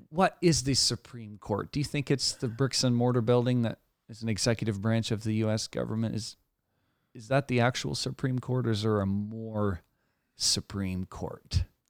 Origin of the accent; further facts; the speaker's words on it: Canada; as a Canadian